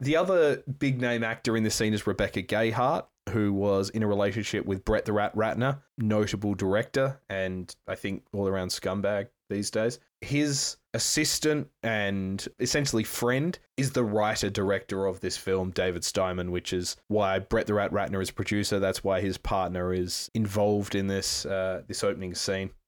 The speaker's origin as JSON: {"language": "English", "town": "Perth", "region": "Western Australia", "country": "Australia", "tie": "born or raised there", "said": "Canning Highway in Perth, Western Australia, my hometown"}